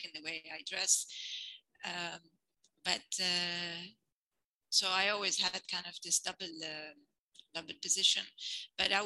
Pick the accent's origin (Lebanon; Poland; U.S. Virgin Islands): Lebanon; moved away; I grew up, I was born in Lebanon and I grew up here, and we later emigrated